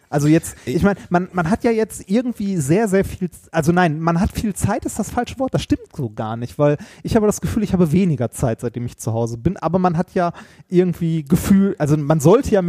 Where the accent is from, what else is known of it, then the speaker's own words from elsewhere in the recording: Essen, North Rhine-Westphalia, Germany; das Hast, ist äh, meine Heimatstadt. Weißt du, wie viele Stadtteile Essen hat?